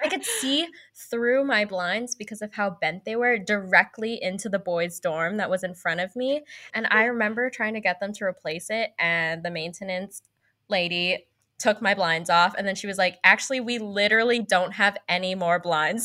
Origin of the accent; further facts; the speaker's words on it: San Francisco Bay Area, California, United States; I lived in California my whole life. I lived in the San Francisco Bay Area